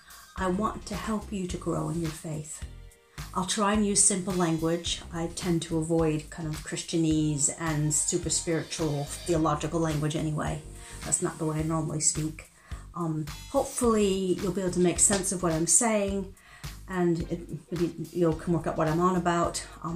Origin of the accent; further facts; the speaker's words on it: United States; accent: transatlantic; now in United Kingdom; although I've been living in the UK longer than I ever lived in the US. So my accent is a bit muddled. I like to say that my accent has left the coast of the US, but hasn't quite arrived in the UK yet.